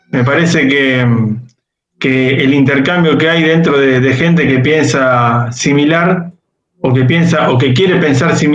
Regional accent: Pergamino, Buenos Aires Province, Argentina; yo soy ingeniero agrónomo de, Pergamino, acá al norte de la provincia de, Buenos Aires.

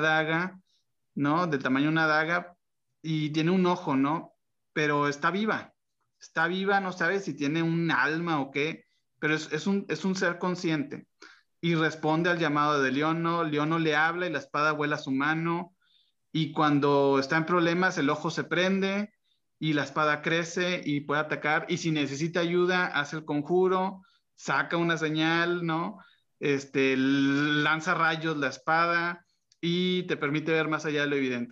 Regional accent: Monterrey, Nuevo León, Mexico; para los que crecimos aquí en Monterrey

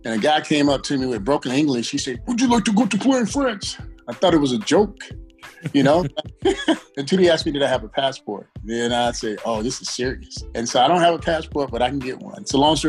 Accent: Atlanta, Georgia, United States; I'm a native of Atlanta. I was born and raised. I grew up in the projects. Probably about 2 miles from downtown Atlanta. Those projects, it's called Herndon Homes, is no longer there.

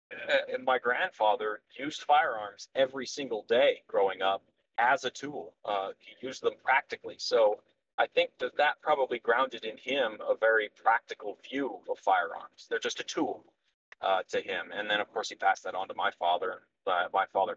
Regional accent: Montana, United States; I was very, very much raised in it. My family has been rural workers all the way back into antiquity. And I'm from Montana

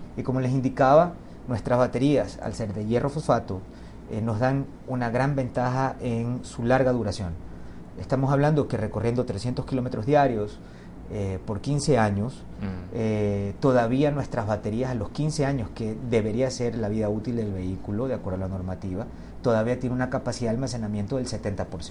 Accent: Ecuador; como ecuatoriano lo digo

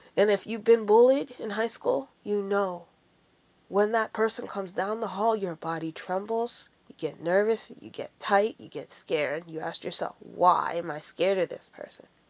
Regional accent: Ontario, Canada; also born or lived in Washington, D.C. / Jamaica; as a Christian girl growing up in Ontario

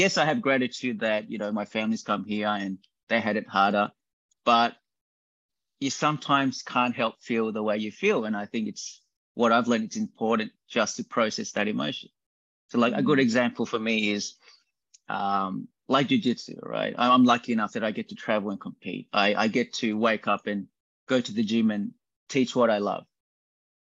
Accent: Australia; growing up in Australia

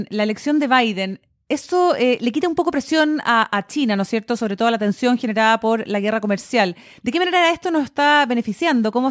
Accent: Chile

